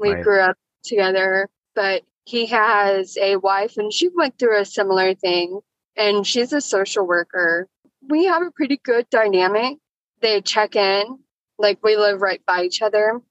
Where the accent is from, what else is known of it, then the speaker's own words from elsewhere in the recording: Houston, Texas, United States; also born or lived in Amarillo, Texas; I was born in Amarillo. I grew up down here, Houston